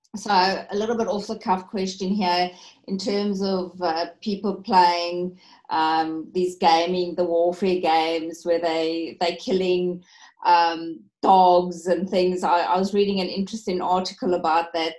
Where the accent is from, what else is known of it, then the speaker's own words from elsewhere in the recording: South Africa; moved away; being a South African